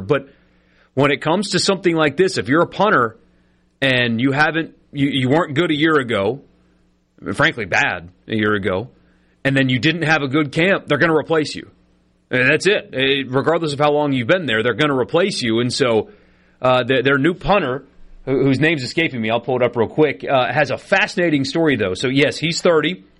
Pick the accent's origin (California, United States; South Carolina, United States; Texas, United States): South Carolina, United States; Greenville; now in Mississippi, United States; my hometown newspaper, Emily Adams of the Greenville News